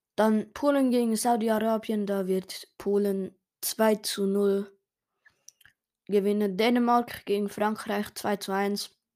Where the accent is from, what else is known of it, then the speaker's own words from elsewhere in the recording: Switzerland; Ich als Schweizer